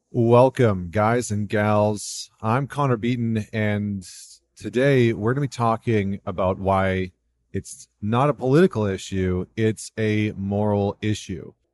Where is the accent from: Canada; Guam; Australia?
Canada; as a Canadian